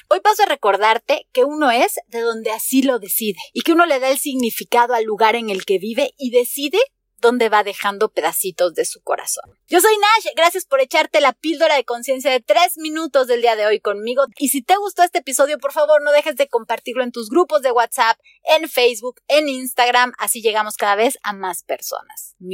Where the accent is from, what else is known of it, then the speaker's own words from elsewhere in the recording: Campeche, Mexico; born there; also born or lived in Yucatán / Mexico City; now in Torreón, Mexico; Les explico que nací en Campeche, pero también soy un poco yucateca y que después viví en México y por eso también soy chilanga y que ahora que estoy en Torreón, pues la ciudad me ha tratado muy bien.